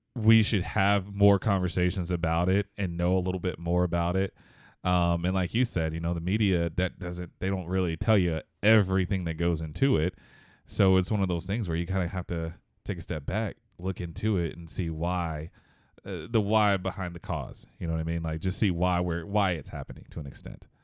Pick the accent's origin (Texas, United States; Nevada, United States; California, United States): Texas, United States; Houston; I'm actually, uh, born and raised in Houston, Texas